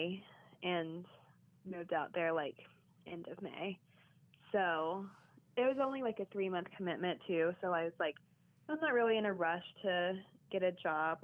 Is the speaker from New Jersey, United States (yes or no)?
no; Georgetown, Kentucky, United States; moved away as an adult; also born or lived in Los Angeles; now in New York, United States; I grew up in Kentucky